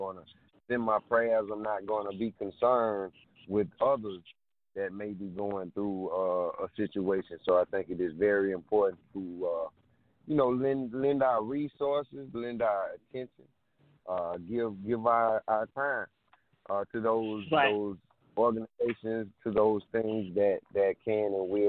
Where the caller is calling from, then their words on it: South Carolina, United States; I'm calling from South Carolina.